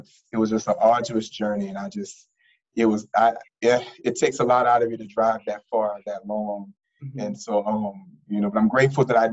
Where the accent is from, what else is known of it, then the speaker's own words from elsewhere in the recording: New Orleans, Louisiana, United States; moved away as an adult; now in Washington, D.C., United States; I'm from New Orleans, Louisiana, born and raised in the Lower Ninth Ward of New Orleans